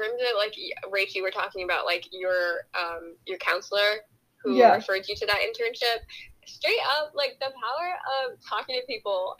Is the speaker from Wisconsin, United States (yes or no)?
no; New York, United States; now in Texas, United States; I'm from New York and I moved here